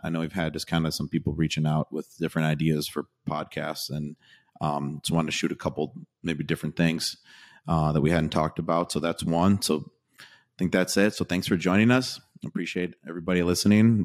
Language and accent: English; Wisconsin, United States; I'm from Wisconsin